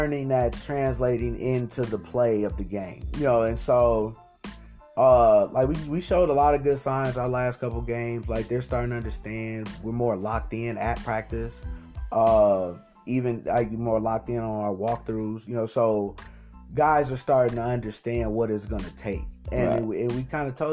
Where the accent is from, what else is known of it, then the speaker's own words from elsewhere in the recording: Waukegan, Illinois, United States; I'm from Waukegan